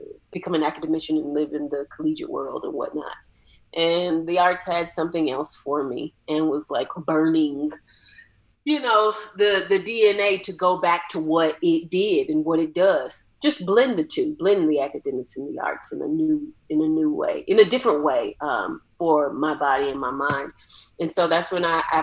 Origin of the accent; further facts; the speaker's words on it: Atlanta, Georgia, United States; I'm from Atlanta, so there's a rich black arts culture that was happening in the 80s and the 90s. So I'm very much rooted from that.